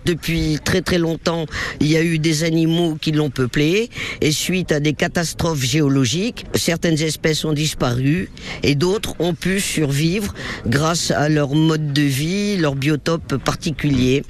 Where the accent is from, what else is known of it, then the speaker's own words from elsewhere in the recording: Casablanca, Casablanca-Settat, Morocco; moved away as an adult; now in France; je suis né à Casablanca, mais je suis venu en France, j'avais une vingtaine d'années